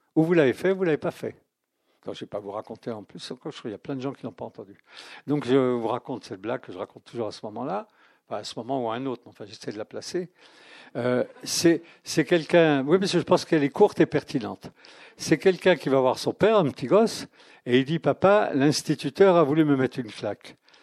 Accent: France; Je ne suis pas chrétien, mais je suis français

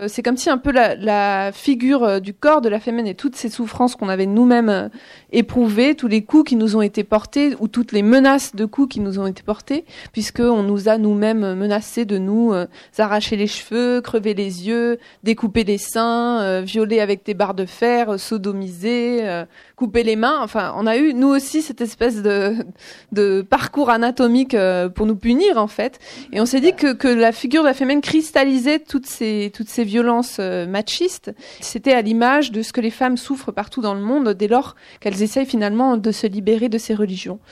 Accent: Vendée, Pays de la Loire, France; j'ai grandi en, en Vendée

